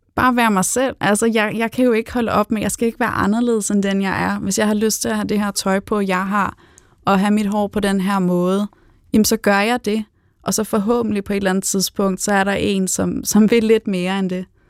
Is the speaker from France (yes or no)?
no; Spain; now in Denmark; jeg er opvokset i Spanien